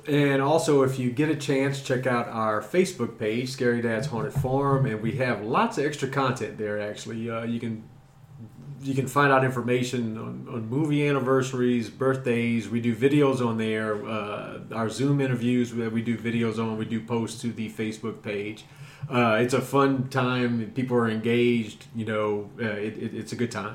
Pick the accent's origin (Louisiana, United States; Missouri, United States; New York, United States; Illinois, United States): Louisiana, United States; South; growing up in South Louisiana, which you'll hear about a lot too, because my South Louisiana is a huge influence on me because that's where I grew up